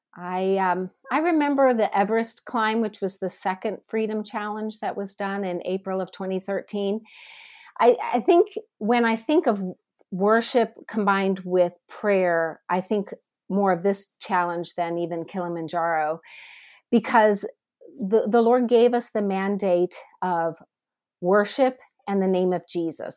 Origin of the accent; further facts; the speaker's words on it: Northeast Ohio, United States; also born or lived in South Africa; now in Atlanta, United States; I am originally from Northeast Ohio, but I now live in South Atlanta